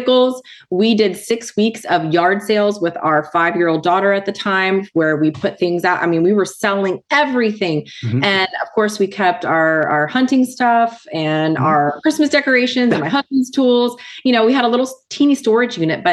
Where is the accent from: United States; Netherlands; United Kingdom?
United States; Southern United States; also born or lived in Nicaragua; a true Southern American girl